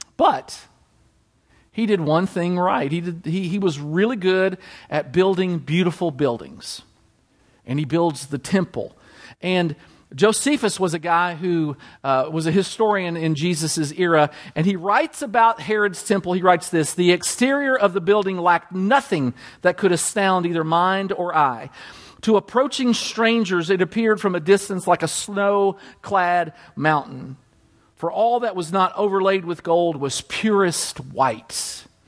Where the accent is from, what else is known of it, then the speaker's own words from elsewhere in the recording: Danville, Kentucky, United States; I grew up at Gethsemane Baptist Church, Danville, Kentucky. That's my hometown